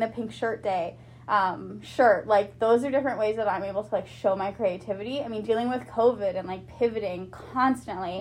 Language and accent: English; Quesnel, British Columbia, Canada; also born or lived in Nanaimo; now in Prince George, Canada; I grew up like in Quesnel